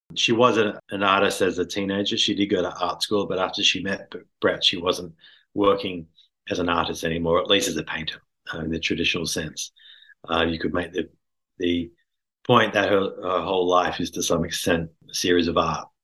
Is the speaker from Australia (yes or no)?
yes; Sydney, New South Wales, Australia; I'm from Sydney